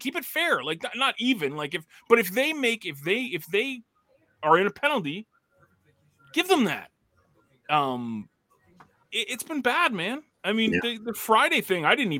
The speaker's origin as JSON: {"language": "English", "town": "Toronto", "region": "Ontario", "country": "Canada", "said": "I can use that card because I'm from"}